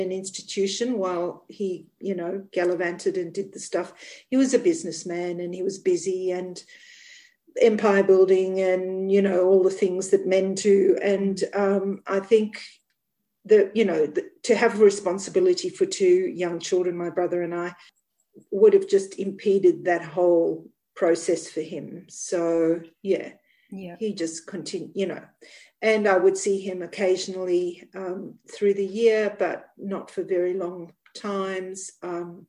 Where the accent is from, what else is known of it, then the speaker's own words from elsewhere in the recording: South Africa; now in New South Wales, Australia; I grew up in Africa. So I grew up in South Africa in the northern part